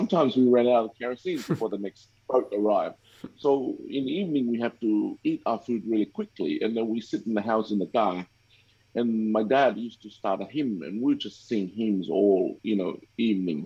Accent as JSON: {"language": "English", "country": "Tonga", "tie": "born or raised there", "moved": "yes", "lives_now": "Cairns, Australia", "said": "I grew up in Tonga"}